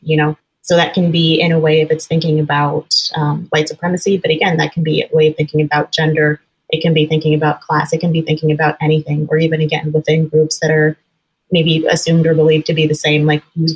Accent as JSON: {"language": "English", "region": "Northern California", "country": "United States", "tie": "born or raised there", "moved": "yes", "lives_now": "Chicago, United States", "said": "I grew up in Northern California, actually in a very progressive part of the country"}